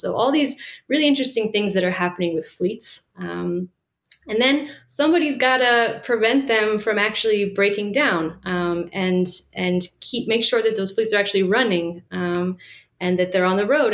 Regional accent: Washington, District of Columbia, United States; moved away as an adult; also born or lived in Israel / Bolivia; I grew up in Washington, D.C.

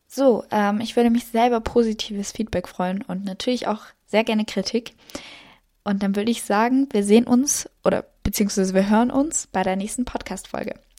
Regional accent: Salzburg, Austria; ich komme aus Österreich. Genau gesagt aus Salzburg

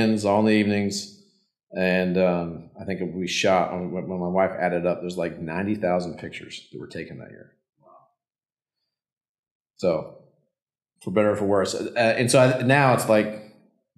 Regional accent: Yellowstone, Wyoming, United States; moved away; I grew up in Yellowstone. My dad was a park ranger

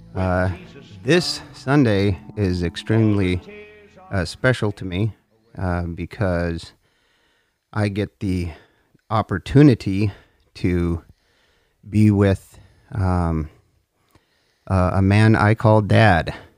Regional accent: North Dakota, United States; I grew up in North Dakota

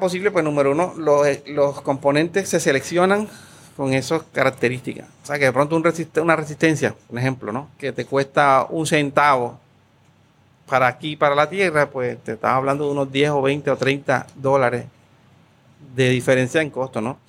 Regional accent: Colombia; moved away as an adult; also born or lived in Mayagüez, Puerto Rico; now in Puerto Rico; yo soy colombiano. Llegué a Puerto Rico hace 20 años a estudiar aquí en una maestría en la UPR de Mayagüez.

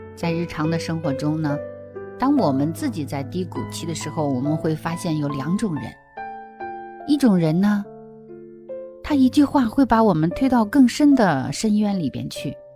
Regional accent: China; now in Australia; 在我们国内的学校

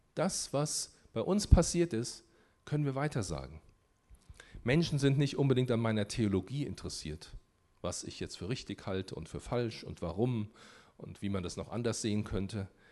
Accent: Germany; warum bin ich in Deutschland geboren?

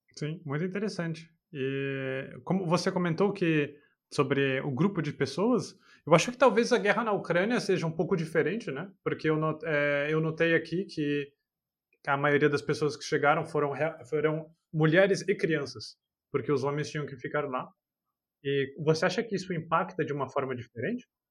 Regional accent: São Paulo, Brazil; moved away; no Brasil eu sou de São Paulo

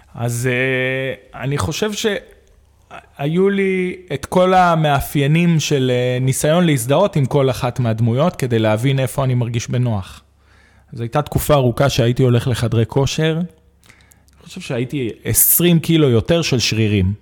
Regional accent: Arad, Southern District, Israel; גדלתי בערד, שזה עיר מהממת.

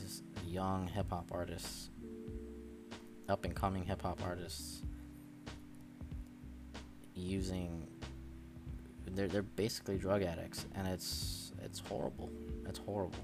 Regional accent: Connecticut, United States; I'm from Connecticut

